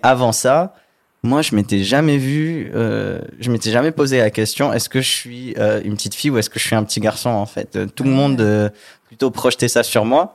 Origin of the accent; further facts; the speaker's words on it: Martigues, Provence-Alpes-Côte d'Azur, France; moved away; Je viens du sud de la France. J'ai grandi dans une petite ville qui s'appelle Martigues, donc c'est à genre 30 km de Marseille.